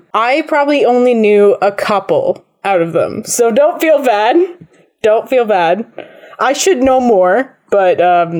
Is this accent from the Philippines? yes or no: no; Digby, Nova Scotia, Canada; I'm from Digby, and Annapolis is, like, 15 minutes down the road